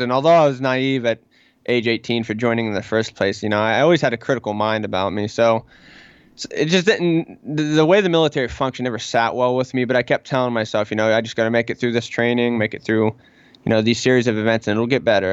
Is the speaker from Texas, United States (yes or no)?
no; Pittsburgh, Pennsylvania, United States; I am from Pittsburgh, of course, the Pittsburgh area